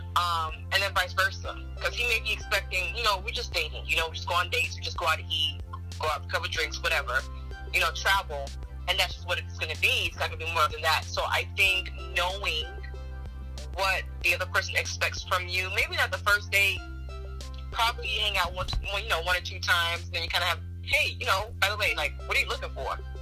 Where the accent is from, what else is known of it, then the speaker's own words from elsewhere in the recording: United States; I'm Nigerian American, so I'm born here. My parents are Nigerian